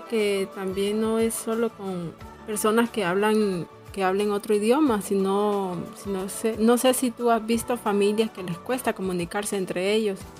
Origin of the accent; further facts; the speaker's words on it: San Pedro Sula, Cortés, Honduras; now in La Esperanza, Honduras; yo soy de San Pedro Sula y yo me vine en el 2014 para aquí en la esperanza